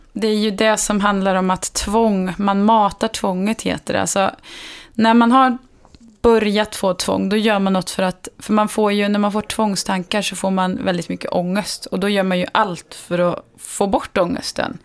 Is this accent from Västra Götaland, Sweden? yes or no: no; Värmland, Sweden; now in Stockholm, Sweden; hemma i Värmland